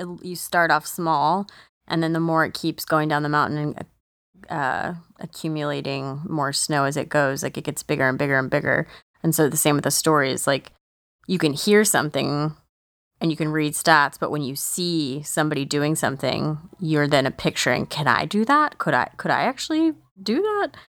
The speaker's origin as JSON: {"language": "English", "country": "United States", "said": "I'm an American"}